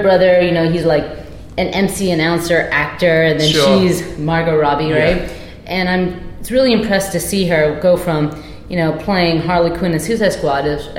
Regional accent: Philippines; Growing up in the Philippines, I thought this was normal. Apparently it's not, but my parents used to make their own beer in the bathroom, in the guest bathroom, because it's a Muslim country, so can't be drinking.

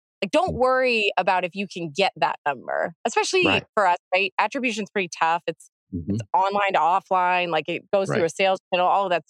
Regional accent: Pennsylvania, United States; I'm from Pennsylvania

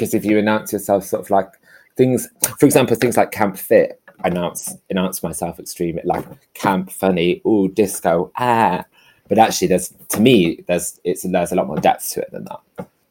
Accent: the north of England, United Kingdom; accent: northern; So my thing is make loads of jokes, be quite loud and crank up my northern accent and be really gay.

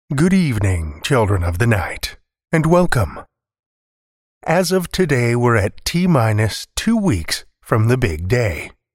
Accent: Alberta, Canada; now in Saskatchewan, Canada; I spent most of my formative years in Alberta, I was born in Saskatchewan, and I moved back a little over a dozen years ago

